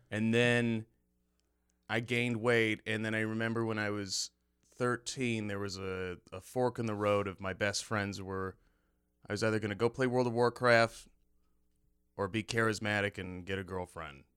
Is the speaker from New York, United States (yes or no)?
yes; Cortland, New York, United States; now in Chicago, United States; I, I grew up there for, I think, like, twelve, thirteen years, fifteen years